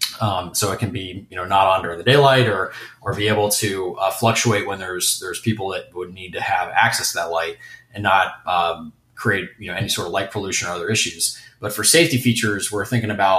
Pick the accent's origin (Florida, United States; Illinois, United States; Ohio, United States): Ohio, United States; moved away as an adult; also born or lived in Rhode Island; now in Detroit, United States; I'm from Ohio, just a state just south of Michigan